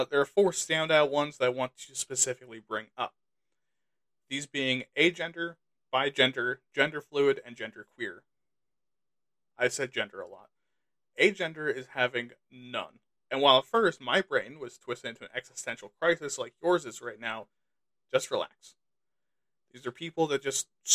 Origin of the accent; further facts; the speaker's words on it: United States; I'm American